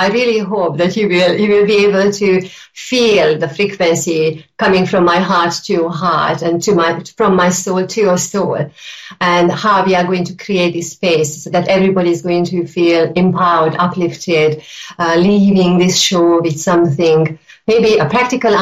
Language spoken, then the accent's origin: English; Hungary; now in United Kingdom; I am originally from Hungary, and I've been living in the UK for many, many years.